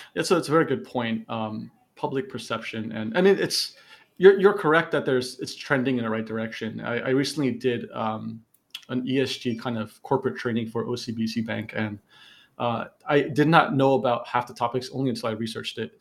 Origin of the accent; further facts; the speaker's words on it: New Jersey, United States; moved away as an adult; now in Malaysia; I'm I'm born from New Jersey